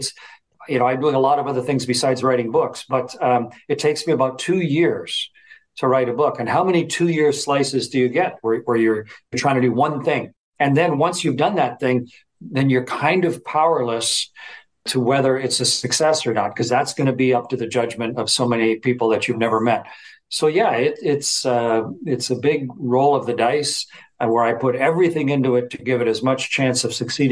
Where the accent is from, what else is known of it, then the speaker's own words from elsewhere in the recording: Southern Ontario, Canada; a kid from on a farm, you know, where I grew up in Southern Ontario